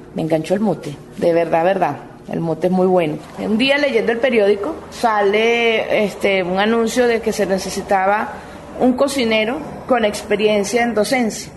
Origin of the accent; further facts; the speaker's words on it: Barquisimeto, Lara, Venezuela; moved away as an adult; now in Bucaramanga, Colombia; la ciudad donde yo, de donde yo vengo, que es Barquisimeto